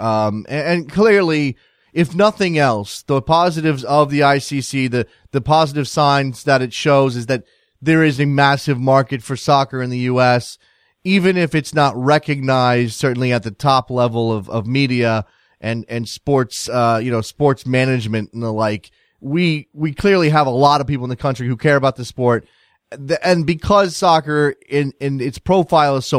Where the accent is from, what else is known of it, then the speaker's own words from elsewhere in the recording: United States; As American soccer fans